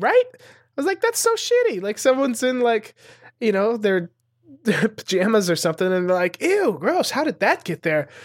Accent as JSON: {"language": "English", "region": "Montana", "country": "United States", "tie": "born or raised there", "also_born_or_lived": "Los Angeles", "moved": "as an adult", "said": "growing up in Montana, there's not a lot of, like, comedy opportunities"}